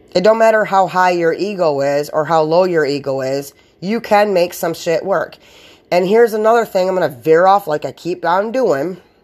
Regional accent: United States; I'm American

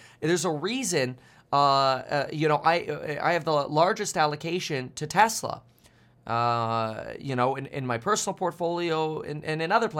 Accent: Germany; born there; I'm allowed to do that because I was born in Germany. And I also hold German citizenship. I'm a dual citizen.

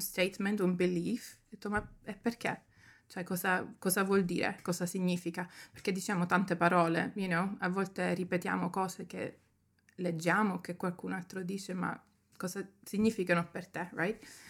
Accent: Germany; moved away as an adult; also born or lived in Sicily, Italy; now in London, United Kingdom; nata in Italia, però cresciuta in Germania e sono scappata da lì

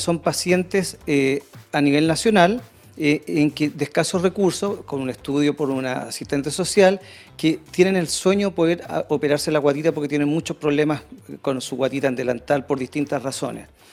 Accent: Chile; moved away; Yo soy de Puerto y amo esta zona y algún día espero volver

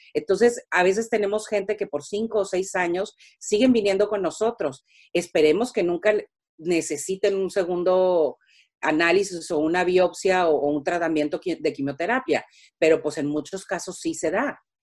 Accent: Mexico; now in United States; cuando nos salimos de México

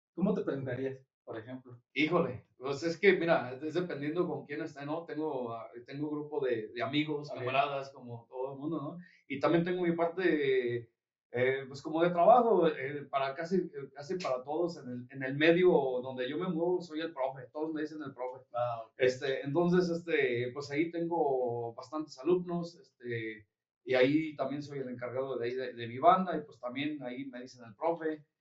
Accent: Yuriria, Guanajuato, Mexico; somos de ahí de Yuriria

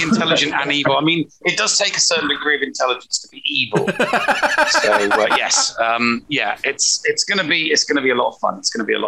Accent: England, United Kingdom; I'm English.

